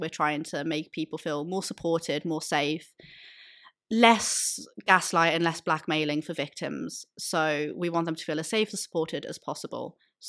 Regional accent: Liverpool, North West England, United Kingdom; I'm from Liverpool, and in Liverpool we have RASA Merseyside.

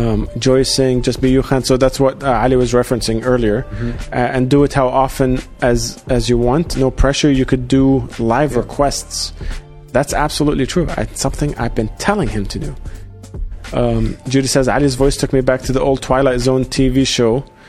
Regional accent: Sydney, New South Wales, Australia; I grew up in Australia. I grew up in Sydney, and I definitely don't sound Australian whatsoever now.

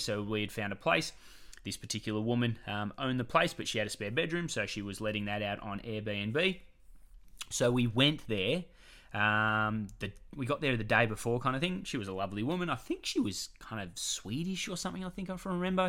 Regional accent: Australia; we're coming over from Australia

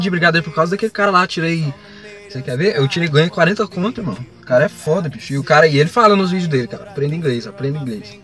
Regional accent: Brazil; sou latino

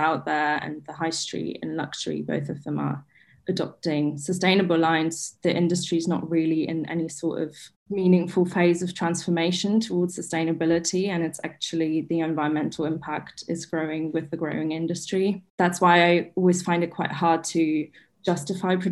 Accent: Berlin, Germany; I'm from Berlin in Germany

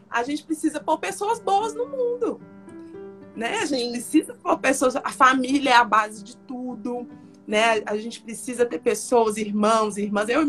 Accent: Paracatu, Minas Gerais, Brazil; E eu falei, eu sou de Paracatu.

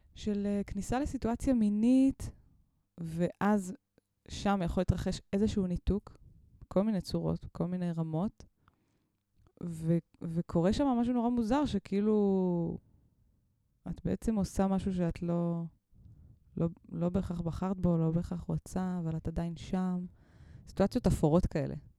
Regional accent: Mitzpe Ramon, Southern District, Israel; אני גדלתי במצפה רמון

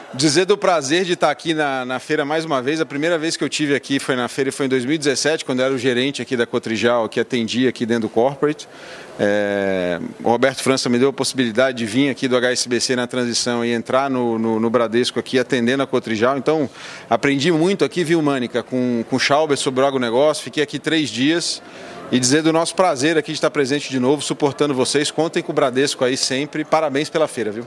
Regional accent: Rio de Janeiro, Brazil; moved away; also born or lived in Londrina; eu nasci no Rio, sou natural do Rio

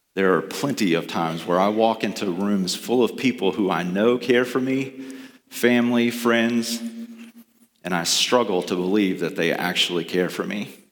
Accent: the South, United States; Growing up in the South

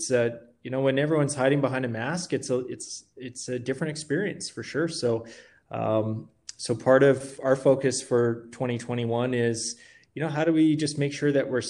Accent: Kelowna, British Columbia, Canada; now in Calgary, Canada; I am from Kelowna.

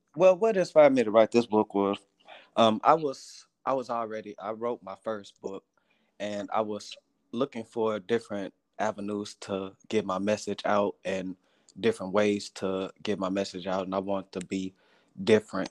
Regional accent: Houston, Texas, United States; I'm from Houston, Texas

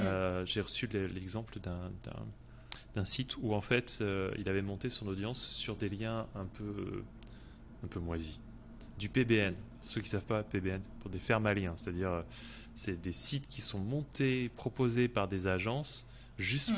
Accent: France; je suis français et ça s'entend peut-être un peu aussi

